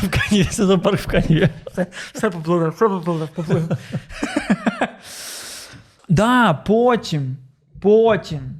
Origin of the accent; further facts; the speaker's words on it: Odesa, Odesa Oblast, Ukraine; я з Одеси. У нас там варіанту не було.